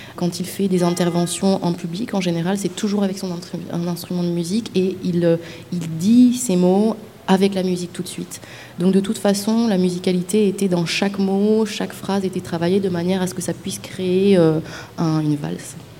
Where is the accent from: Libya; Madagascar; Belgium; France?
Madagascar; je viens de Madagascar